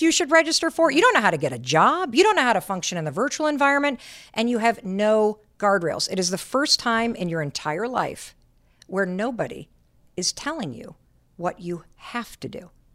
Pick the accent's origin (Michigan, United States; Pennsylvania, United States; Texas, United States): Michigan, United States; moved away as an adult; I grew up in Michigan and I went to Dartmouth